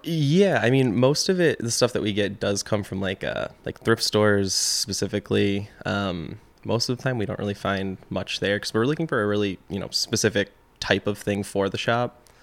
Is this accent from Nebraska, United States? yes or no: no; Chazy, New York, United States; also born or lived in Plattsburgh, New York / Burlington, Vermont; I am, uh, originally from Shazy, New York. Um, so, you know, I grew up in Shazy